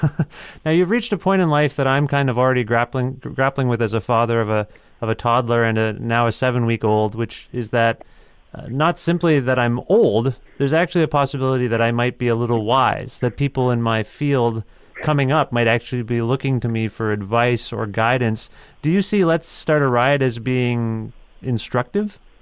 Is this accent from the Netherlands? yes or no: no; Ontario, Canada; I'm from Ontario